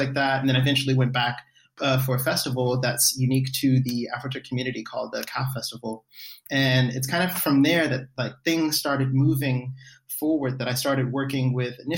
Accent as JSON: {"language": "English", "country": "United States", "said": "I'm from the US"}